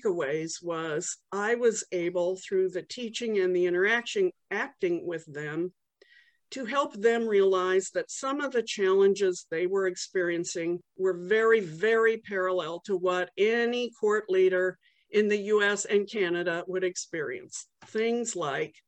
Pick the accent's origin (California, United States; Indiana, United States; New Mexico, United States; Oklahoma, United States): New Mexico, United States; Los Alamos; I grew up in Los Alamos, New Mexico, the home of the atom bomb.